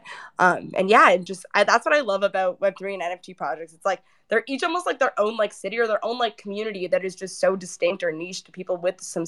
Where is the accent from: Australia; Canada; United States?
Canada; Toronto, Ontario; I'm from Toronto